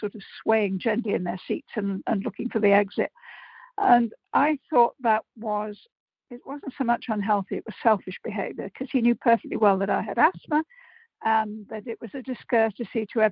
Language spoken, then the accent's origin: English; Liverpool, North West England, United Kingdom; I'm a Scouser